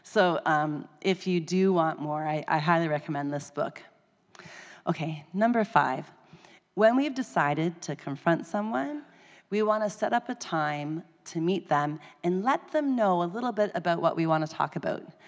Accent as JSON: {"language": "English", "country": "Canada", "said": "I'm Canadian."}